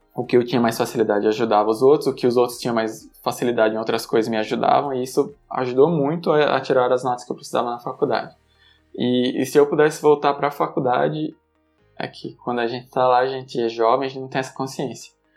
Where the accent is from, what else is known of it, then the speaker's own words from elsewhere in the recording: Aracaju, Sergipe, Brazil; moved away as an adult; also born or lived in Campinas; now in São Paulo, Brazil; Morei em Aracaju até o final do ensino médio, ou seja, até os 18 anos